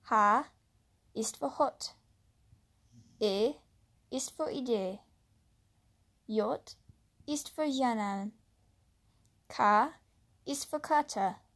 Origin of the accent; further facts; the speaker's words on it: United States; first language English; German is a second language; Ich bin in Amerika geboren und äh, aufgewachsen, also ist meine Muttersprache Englisch.